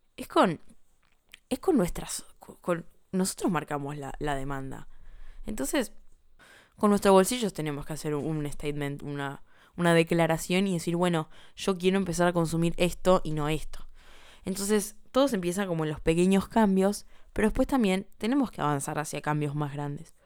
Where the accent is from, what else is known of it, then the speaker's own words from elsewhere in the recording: Buenos Aires, Argentina; como ciudadana argentina de Buenos Aires